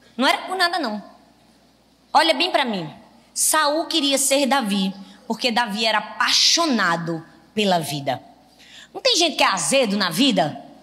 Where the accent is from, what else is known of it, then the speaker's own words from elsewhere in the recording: Northeast Region, Brazil; eu sou nordestina. E tenho muito orgulho de ser